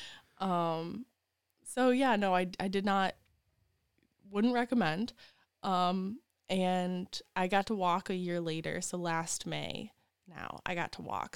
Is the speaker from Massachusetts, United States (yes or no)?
no; Wisconsin, United States; moved away as an adult; also born or lived in West Virginia; now in Lansing, United States; I'm from Wisconsin